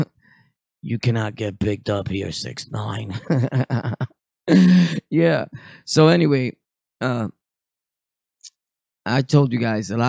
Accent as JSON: {"language": "English", "town": "Bushwick", "region": "New York", "country": "United States", "tie": "born or raised there", "said": "I grew up in Bushwick."}